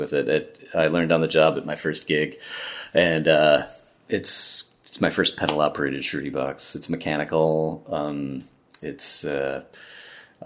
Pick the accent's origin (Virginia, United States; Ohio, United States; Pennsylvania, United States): Ohio, United States; Cleveland; moved away as an adult; also born or lived in England / Oakland, California; I grew up in the Cleveland area